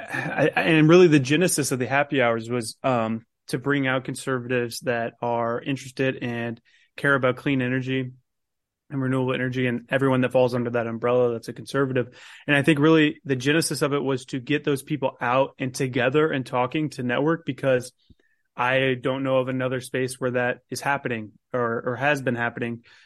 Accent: Carmel, Indiana, United States; I'm actually from Carmel myself

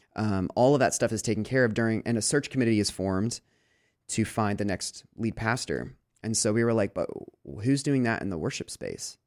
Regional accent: Lancaster, Pennsylvania, United States; moved away as an adult; also born or lived in Des Moines, Iowa; I grew up in Lancaster, and I never, I, I, you know, I've traveled, but I never lived anywhere else except for Chicago for about four months.

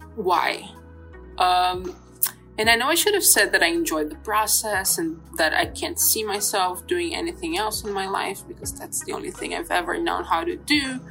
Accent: Brazil; I was born in Brazil in 1995

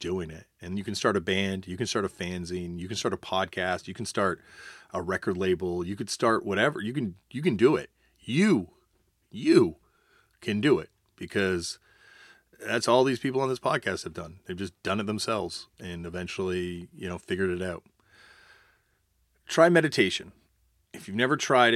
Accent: Canada; I'm not just talking as a Canadian looking at America. I'm talking about a Canadian looking at Canada.

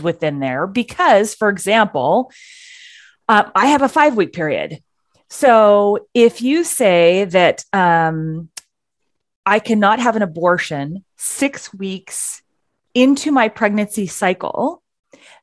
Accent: Pacific Northwest, United States; we are two women from the Pacific Northwest

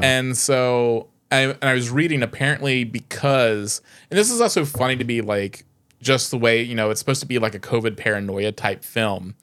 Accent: United States; as an American

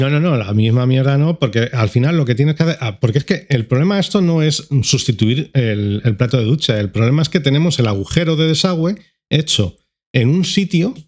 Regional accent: Madrid, Community of Madrid, Spain; como madrileño

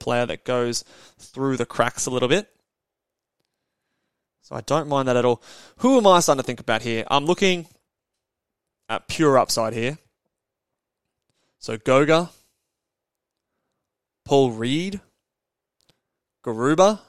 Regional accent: Australia; accent: Aussie; my Aussie accent

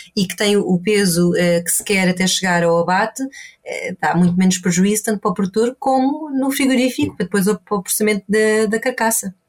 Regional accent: Portugal; also born or lived in Ireland; now in Inverness, United Kingdom; cresci em Portugal, perto do mar também.

